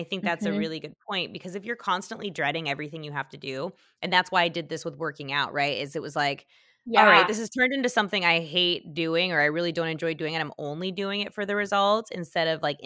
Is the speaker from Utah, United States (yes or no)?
yes; Utah, United States; moved away; I'm from Utah